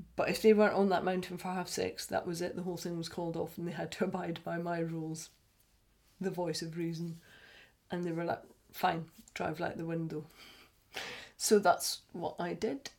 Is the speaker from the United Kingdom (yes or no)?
yes; Scotland, United Kingdom; we're Scottish